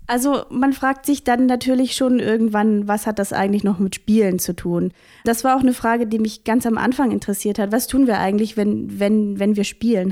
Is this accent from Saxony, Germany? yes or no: yes; Vogtland, Saxony, Germany; also born or lived in Halle; now in Chemnitz, Germany; Ursprünglich bin ich Vogtländerin, also ich komme aus Sachsen